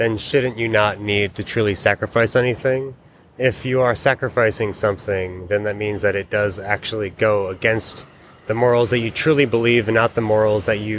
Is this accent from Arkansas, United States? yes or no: no; New York City, New York, United States; growing up in New York City